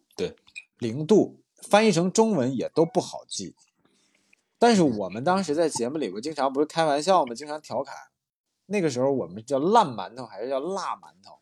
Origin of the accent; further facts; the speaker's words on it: Northeast China, China; 我是东北人